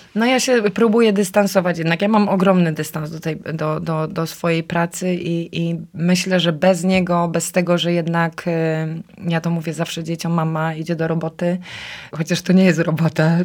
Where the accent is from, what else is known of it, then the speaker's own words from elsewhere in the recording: Silesian Voivodeship, Poland; moved away; also born or lived in Kraków; wróciłam, bo ja jestem ze Śląska na stare śmieci.